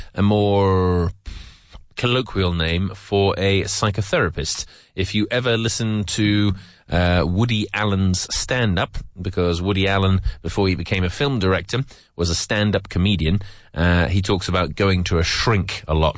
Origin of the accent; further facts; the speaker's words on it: England, United Kingdom; I'm from England.